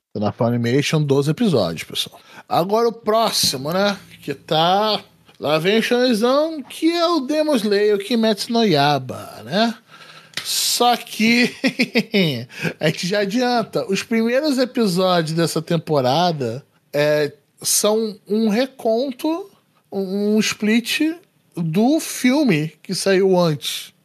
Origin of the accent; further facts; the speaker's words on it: Rio de Janeiro, Brazil; accent: Carioca; o meu sotaque é carioca